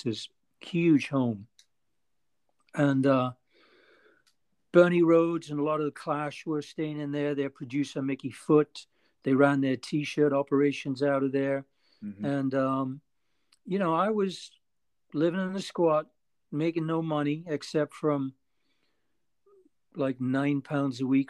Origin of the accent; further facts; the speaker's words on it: Newcastle upon Tyne, North East England, United Kingdom; moved away; also born or lived in London / New York City; I'm from Newcastle